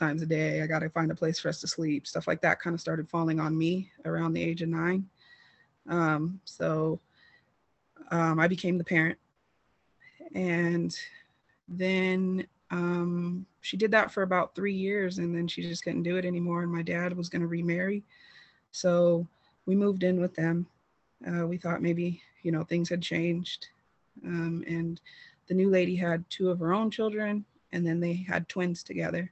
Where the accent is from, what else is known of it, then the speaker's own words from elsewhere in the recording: California, United States; I am from California, so I was in foster care in California